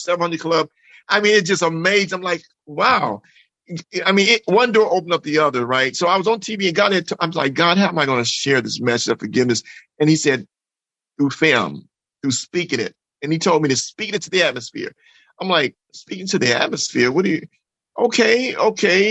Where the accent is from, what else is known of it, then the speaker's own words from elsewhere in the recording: Jackson, Mississippi, United States; moved away; also born or lived in Los Angeles; growing up in Mississippi with a loving family